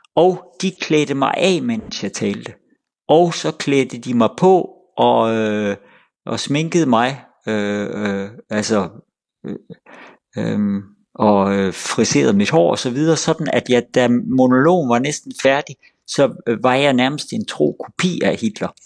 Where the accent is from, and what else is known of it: Denmark